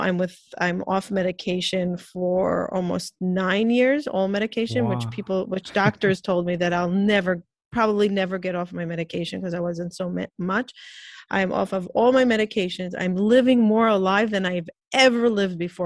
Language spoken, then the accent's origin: English; Israel; moved away as an adult; also born or lived in Peoria, Illinois, United States; now in New York, United States; I grew up in Israel in a very Orthodox, Jewish Orthodox family. When I got married, I moved to New York